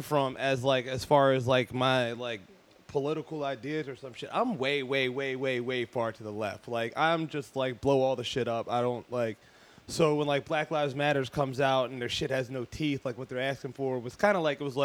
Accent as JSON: {"language": "English", "area": "right outside of Philadelphia", "region": "Pennsylvania", "country": "United States", "said": "Philly, right outside of Philly"}